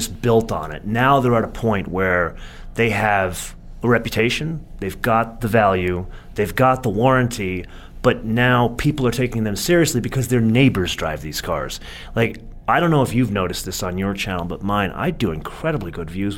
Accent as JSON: {"language": "English", "region": "California", "country": "United States", "said": "I am from California"}